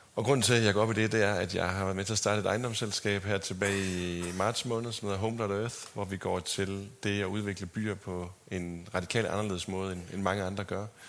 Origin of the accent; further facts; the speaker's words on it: Sæby, North Denmark Region, Denmark; also born or lived in Aarhus / Los Angeles; now in Copenhagen, Denmark; jeg er vokset op på landet uden for Sæby i Nordjylland. Og øh, dialekten har fulgt med, også til L.A.